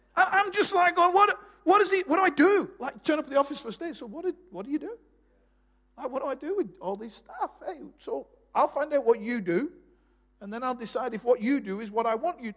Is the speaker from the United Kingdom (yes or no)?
yes; Bolton, North West England, United Kingdom; moved away as an adult; I was born in Bolton, just north of Manchester. Uh, left there at 18